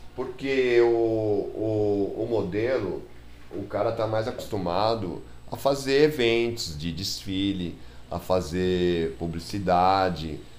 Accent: São Paulo, Brazil; also born or lived in Praia Grande; nascido e criado em Tatuapé

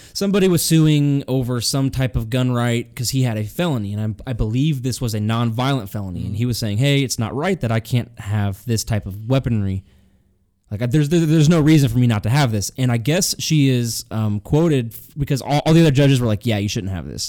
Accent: Illinois, United States; I was born in Illinois

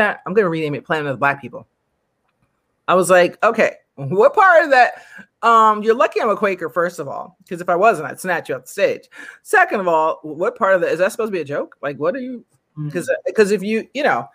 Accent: United States; I'm American, maybe because I'm American

